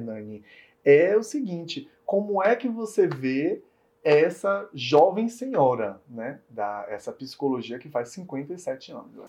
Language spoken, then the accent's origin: Portuguese; Bahia, Brazil; como baianos